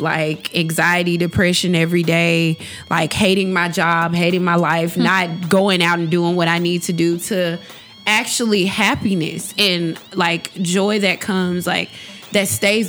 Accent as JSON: {"language": "English", "region": "the South", "country": "United States", "said": "Even though I'm from the South. Even when I was being from the South, like, wow."}